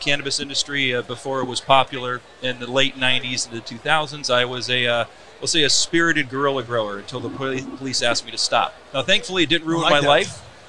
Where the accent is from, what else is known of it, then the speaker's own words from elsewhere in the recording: Tucson, Arizona, United States; I grew up in Tucson